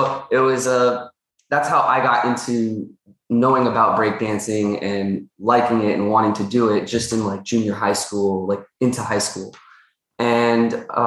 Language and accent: English; New York City, New York, United States; I grew up in Astoria